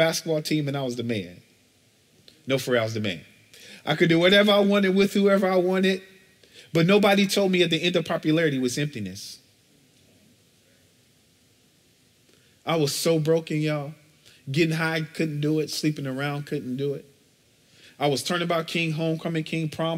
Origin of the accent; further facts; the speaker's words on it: Chicago, Illinois, United States; I'm from Chicago, born and bred. I grew up in the housing projects on the south side of Chicago